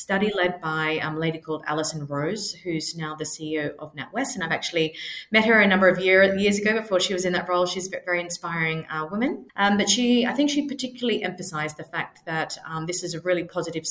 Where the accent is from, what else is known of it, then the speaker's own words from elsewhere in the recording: Australia; moved away as an adult; now in London, United Kingdom; I'm originally from Australia. I've lived in London for over 10 years now